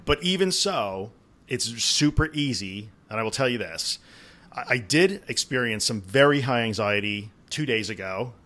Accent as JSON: {"language": "English", "region": "New York", "country": "United States", "said": "I'm from New York"}